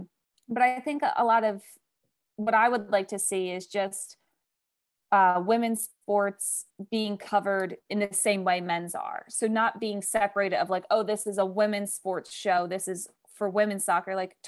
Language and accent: English; East Coast, United States; I'm from the East Coast, and it's like, I'm used to like heat, but also humidity.